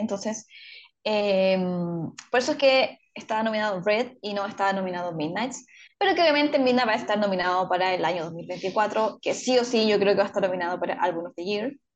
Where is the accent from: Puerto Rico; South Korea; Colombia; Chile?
Chile; nuestro país